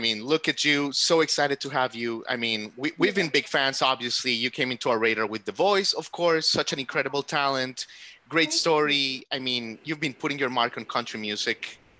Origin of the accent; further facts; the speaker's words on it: Florida, United States; now in Nashville, United States; I'm from Florida.